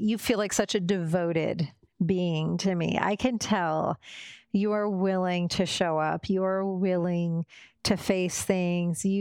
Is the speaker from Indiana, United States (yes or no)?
yes; Indiana, United States; I come from Indiana.